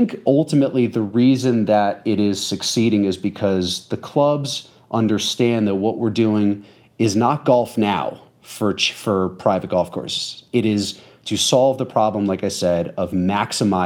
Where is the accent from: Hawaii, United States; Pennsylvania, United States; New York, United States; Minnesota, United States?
New York, United States; Westchester; I grew up in Westchester